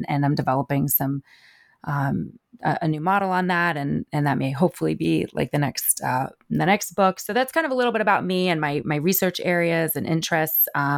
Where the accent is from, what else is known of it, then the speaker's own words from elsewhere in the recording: New Jersey, United States; also born or lived in Kentucky; now in Philadelphia, United States; I am based in the Philadelphia area, and I grew up in North Jersey, and so I'm kind of a Northeastern girl, but I spent many years in the South